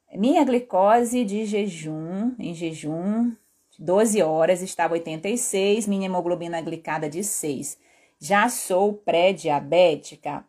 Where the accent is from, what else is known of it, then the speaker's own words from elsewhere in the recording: Belém, Pará, Brazil; moved away; em Belém, que era onde eu morava e sou paraense